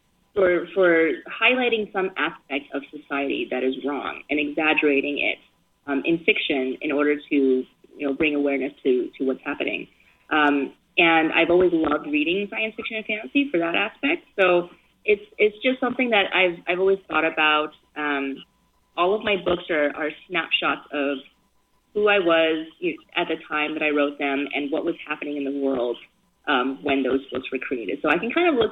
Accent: Baton Rouge, Louisiana, United States; English is a second language; also born or lived in Beijing, China; We lived in Louisiana first. I grew up in Baton Rouge and New Orleans.

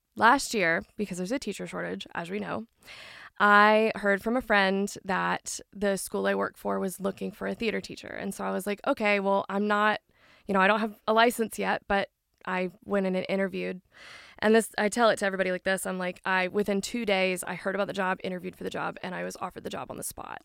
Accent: Franklin, Tennessee, United States; I did grow up in the Nashville, more Franklin area

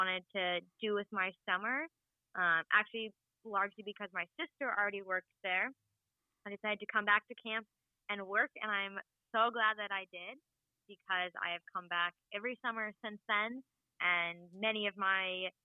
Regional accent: Vermont, United States; I grew up here in Vermont

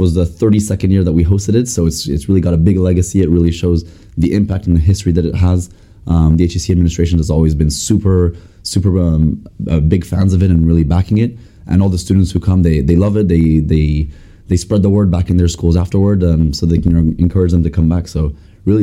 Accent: France; moved away as an adult; also born or lived in United States / Scotland; I'm from France, S22 MBA

